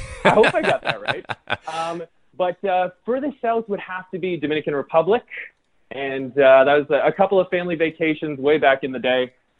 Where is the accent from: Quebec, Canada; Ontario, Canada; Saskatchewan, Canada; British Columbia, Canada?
Ontario, Canada; Toronto; moved away as an adult; now in Vancouver, Canada; I was born and raised in Toronto, actually. So spent my first 25 years or so in Toronto, and then I've been out in Vancouver for just under 3 years at this point.